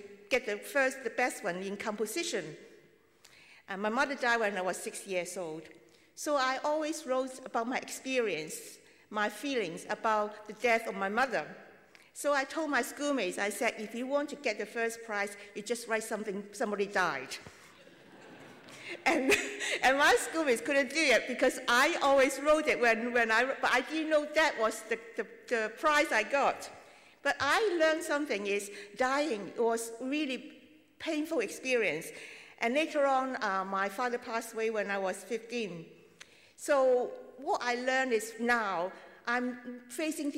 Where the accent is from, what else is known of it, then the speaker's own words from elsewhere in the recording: Hong Kong; now in London, United Kingdom; I come from Hong Kong, and my work is among the Chinese, among the Jewish people in London